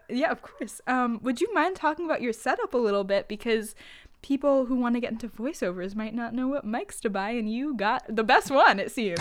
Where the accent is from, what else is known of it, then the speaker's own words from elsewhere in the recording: New York, United States; I'm a New Yorker